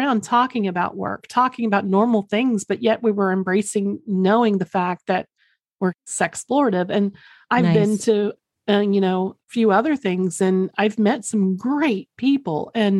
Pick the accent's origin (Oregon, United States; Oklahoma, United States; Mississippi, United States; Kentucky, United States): Oklahoma, United States; Mine only comes out because I'm from Oklahoma. So mine, mine only comes out when I say Oklahoma or if I'm drinking or really sleepy.